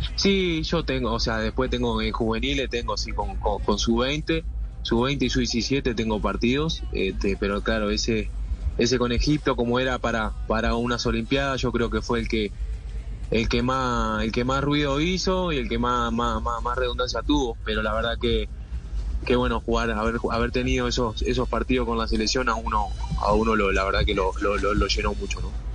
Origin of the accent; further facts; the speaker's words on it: Uruguay; como uruguayo